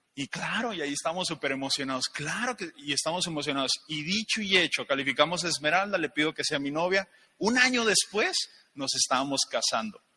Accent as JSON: {"language": "Spanish", "town": "León", "region": "Guanajuato", "country": "Mexico", "also_born_or_lived": "Guadalajara", "said": "yo soy de León, Guanajuato"}